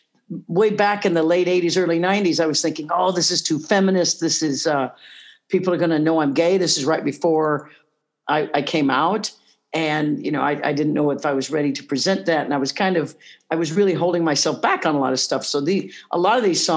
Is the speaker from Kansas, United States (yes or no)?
yes; Leavenworth, Kansas, United States; moved away as an adult; I grew up in Leavenworth, Kansas